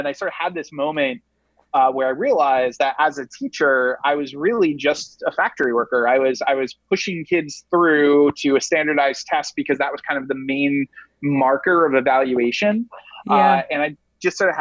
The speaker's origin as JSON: {"language": "English", "region": "Rhode Island", "country": "United States", "tie": "born or raised there", "moved": "yes", "lives_now": "New York City, United States", "said": "Rhode Island, which is the smallest state in the union."}